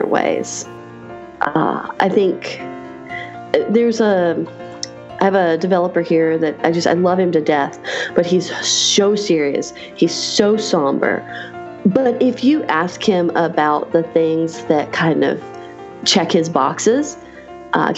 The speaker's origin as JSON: {"language": "English", "town": "Raleigh", "region": "North Carolina", "country": "United States", "tie": "born or raised there", "said": "in my hometown of Raleigh, North Carolina"}